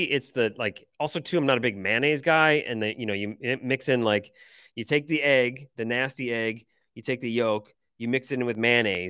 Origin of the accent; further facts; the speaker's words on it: Michigan, United States; accent: Michigan; My initial Michigan accent wants to say pecan.